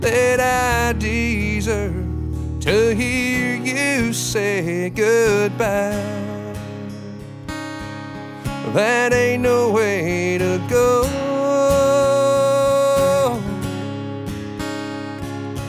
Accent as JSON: {"language": "English", "town": "Bakersfield", "region": "California", "country": "United States", "said": "I'm from Bakersfield, California"}